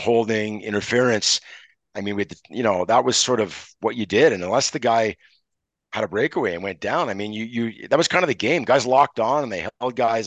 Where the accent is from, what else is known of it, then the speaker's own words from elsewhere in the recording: Montreal, Quebec, Canada; I'm from Montreal